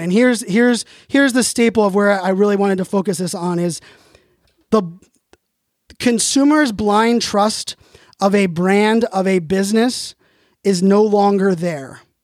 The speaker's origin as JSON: {"language": "English", "town": "Pittsburgh", "region": "Pennsylvania", "country": "United States", "tie": "born or raised there", "said": "I was born in Pittsburgh"}